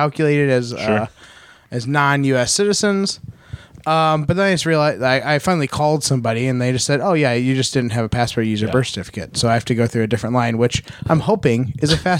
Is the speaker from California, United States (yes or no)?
no; Arlington Heights, Illinois, United States; I was born in Arlington Heights